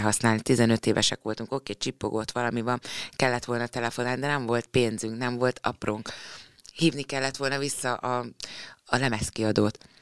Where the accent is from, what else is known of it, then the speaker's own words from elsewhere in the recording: Nyíregyháza, Szabolcs-Szatmár-Bereg, Hungary; moved away; Én jártam is ott suliba